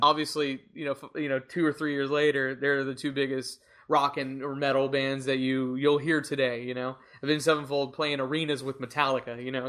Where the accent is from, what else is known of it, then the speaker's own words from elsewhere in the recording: United States; our culture as American music fans